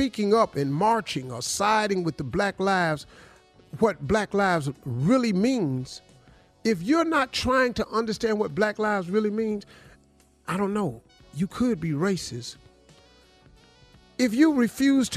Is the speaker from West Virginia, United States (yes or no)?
yes; Welch, West Virginia, United States; moved away; also born or lived in Cleveland, Ohio; I grew up in Welch, West Virginia.